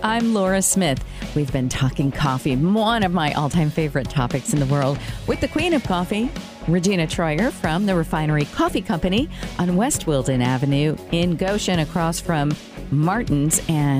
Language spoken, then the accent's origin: English; Brazil; moved away; I grew up in Brazil